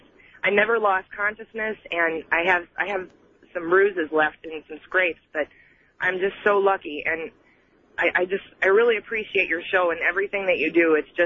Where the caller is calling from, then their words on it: Tampa, Florida, United States; I'm calling from Tampa, Florida